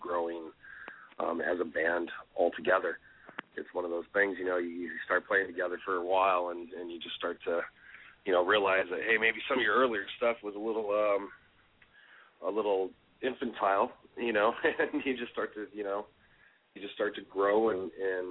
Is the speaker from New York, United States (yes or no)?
no; Phoenix, Arizona, United States; we're from Phoenix.